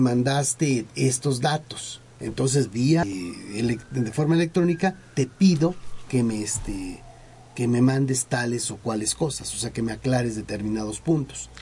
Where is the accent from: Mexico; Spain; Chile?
Mexico; como un mexicano